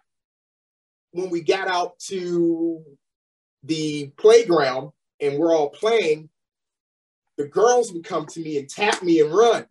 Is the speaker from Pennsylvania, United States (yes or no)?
no; Chicago, Illinois, United States; moved away as an adult; now in Los Angeles, United States; growing up on the West Side of Chicago, you know, back then in the 80s